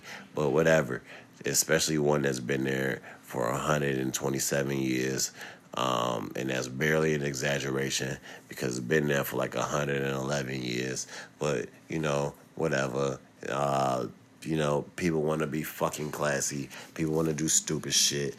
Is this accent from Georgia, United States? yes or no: no; Chicago, Illinois, United States; I'm from Chicago.